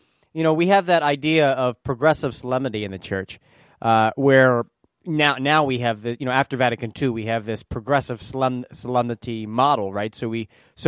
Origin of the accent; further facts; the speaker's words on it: East Coast, United States; now in Midwest, United States; I grew up on the East Coast, and now I'm in the Midwest.